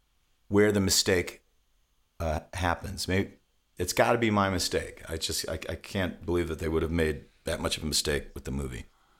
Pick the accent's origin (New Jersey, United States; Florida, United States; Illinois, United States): Illinois, United States; I mean, the fear of growing up outside of Chicago, the fear of disciples was a real thing.